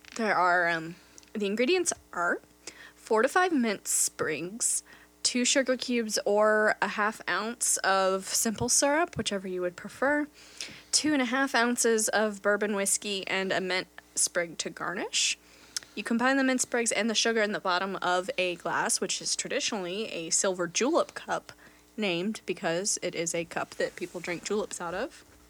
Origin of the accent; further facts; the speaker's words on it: North Carolina, United States; I am a proud North Carolinian